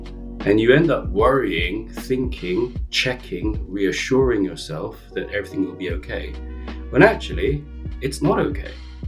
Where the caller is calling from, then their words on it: London, United Kingdom; I'm calling in from Notting Hill, London.